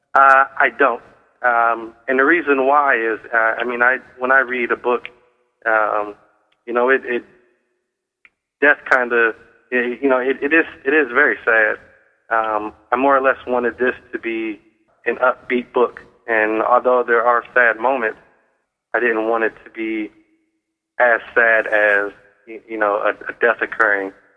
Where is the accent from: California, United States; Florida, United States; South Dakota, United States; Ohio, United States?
Ohio, United States; Cleveland; I grew up in Cleveland, and I love the town of Cleveland.